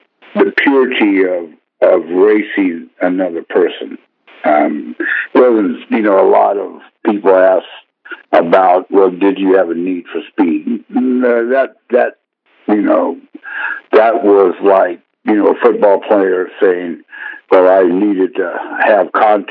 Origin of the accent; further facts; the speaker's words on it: San Jose, California, United States; I grew up in San Jose, California